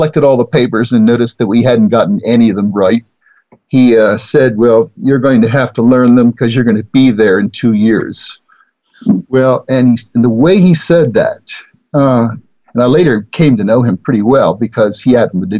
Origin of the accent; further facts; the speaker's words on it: Baltimore, Maryland, United States; now in Claremont, United States; I grew up in Baltimore